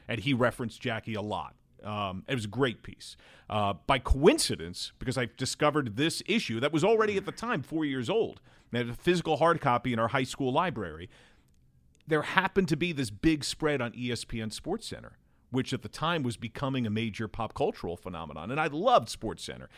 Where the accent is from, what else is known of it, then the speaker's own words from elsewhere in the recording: Brick, New Jersey, United States; moved away as an adult; also born or lived in Manhattan, New York / Edgewater, New Jersey / Delaware; now in Cincinnati, United States; I grew up in New Jersey, and I've lived in Delaware for the last fifteen years before moving to Cincinnati